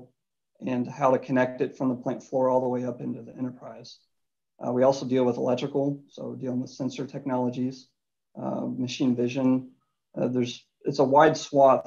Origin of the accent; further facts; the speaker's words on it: Louisville, Kentucky, United States; Grew up in Louisville, Kentucky. Went to university there, Louisville Cardinals. As a native